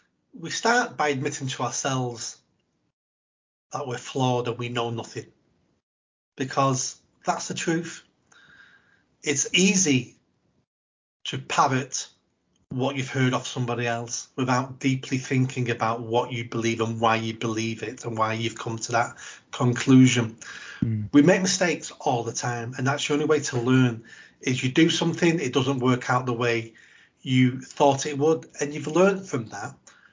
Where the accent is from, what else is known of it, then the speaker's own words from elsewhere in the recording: England, United Kingdom; And we're too good as English people to be beggars.